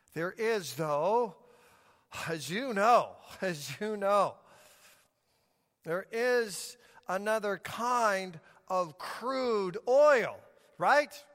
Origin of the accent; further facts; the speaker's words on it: Denver, Colorado, United States; when I was just a little child growing up in Denver, Colorado